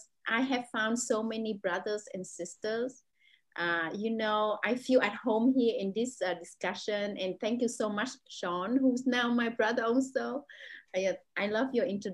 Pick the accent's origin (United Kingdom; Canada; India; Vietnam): Vietnam; English is a second language; moved away as an adult; now in Jakarta, Indonesia; the reality that I experienced growing up in Vietnam